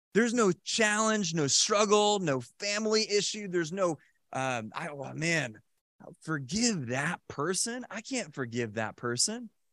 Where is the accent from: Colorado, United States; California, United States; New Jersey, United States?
New Jersey, United States; Randolph; I was, uh, kinda born and raised in Randolph, New Jersey, and so I was in Randolph High School